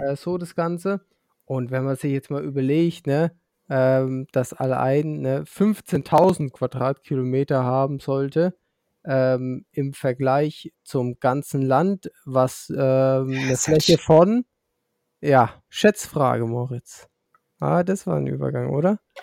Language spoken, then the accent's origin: German; Franconia, Bavaria, Germany; dann bin ich Bayer. Und ähm, wenn ich mich davon differenzieren muss, dann bin ich Franke